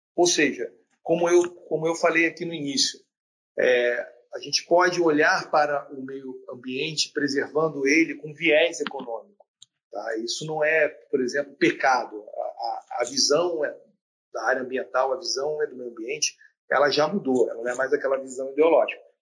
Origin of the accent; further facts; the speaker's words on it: Rio de Janeiro, Brazil; Eu sou da região sudeste, sou do Rio de Janeiro